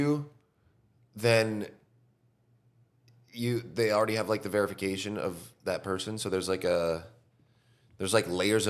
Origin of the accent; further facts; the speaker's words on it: California, United States; now in Austin, United States; All over Southern California.